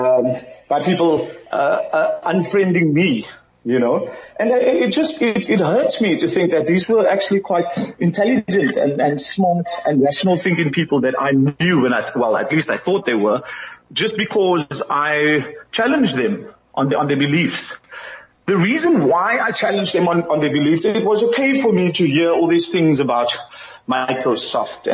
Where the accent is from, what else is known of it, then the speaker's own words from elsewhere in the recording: Cape Town, Western Cape, South Africa; also born or lived in Thailand; now in Philippines; I'm from the Kaapse Vlakte.